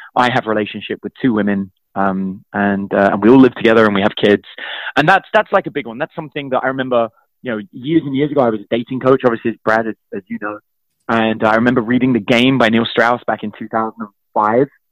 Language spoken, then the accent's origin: English; London, United Kingdom; I grew up in East London